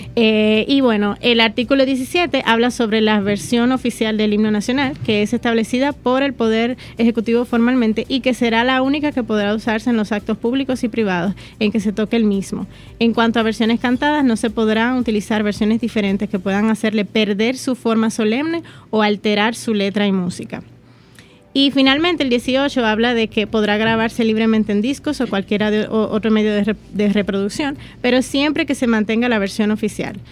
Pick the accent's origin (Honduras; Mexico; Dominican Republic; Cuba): Dominican Republic; nuestra identidad como dominicanos